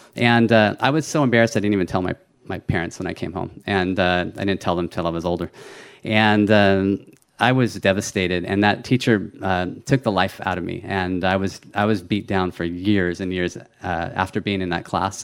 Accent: California, United States; I was born in California, though. I was a first generation American

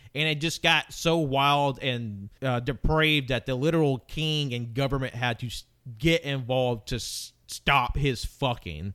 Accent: the South, United States; I grew up in the South

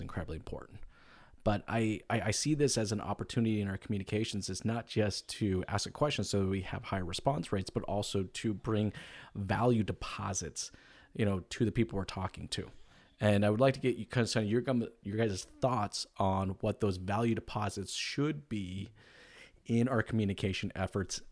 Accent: United States; I'm an American

